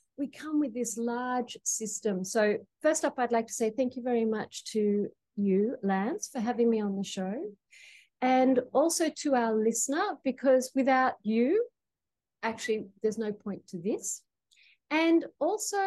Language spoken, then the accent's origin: English; Australia; now in Queensland, Australia; I'm calling from Gubbi Gubbi Country in Queensland. So as you can tell, I am from down under.